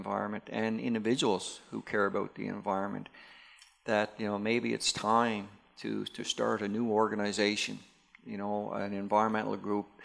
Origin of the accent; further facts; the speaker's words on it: Newfoundland and Labrador, Canada; as a Newfoundlander myself